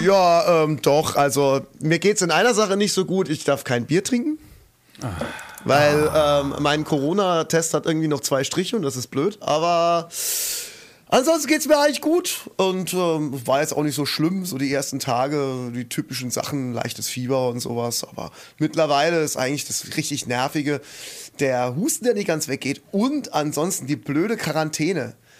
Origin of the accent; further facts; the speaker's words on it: Kaiserslautern, Rhineland-Palatinate, Germany; also born or lived in near Kusel; Kaiserslautern, ja. Da bin ich geboren und da bin ich äh, kurz weg gewesen, wo meine Eltern gemeint haben, sie müssen in irgendeinen Kaff in der Nähe von Kusel ziehen